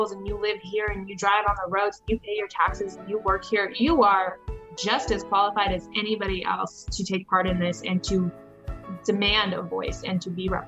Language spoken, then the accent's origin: English; Anchorage, Alaska, United States; born there; also born or lived in Texas / Nebraska; now in Omaha, United States; Um, so I was born in Anchorage, Alaska. Um, and then over the course for like the next 15 years or so, we've moved to Texas, um, like in the, the San Angelo area.